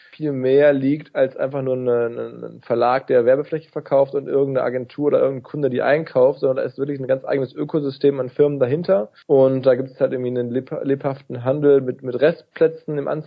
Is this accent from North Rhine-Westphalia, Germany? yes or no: yes; North Rhine-Westphalia, Germany; Radio Essen, NRZ, also im Ruhrgebiet, da wo ich herkomme.